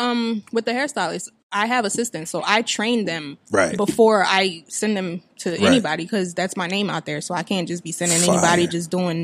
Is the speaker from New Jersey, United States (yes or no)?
yes; Hamilton, New Jersey, United States; also born or lived in Trenton, New Jersey; I'm originally from Hamilton.